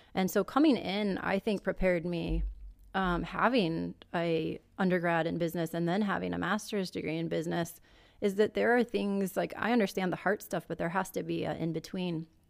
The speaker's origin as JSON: {"language": "English", "town": "Omaha", "region": "Nebraska", "country": "United States", "tie": "born or raised there", "said": "I was born and raised in Nebraska, Omaha, Nebraska, actually."}